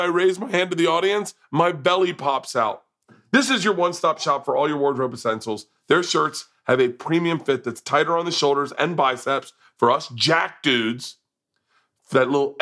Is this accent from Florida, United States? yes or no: yes; Florida, United States; I grew up in Florida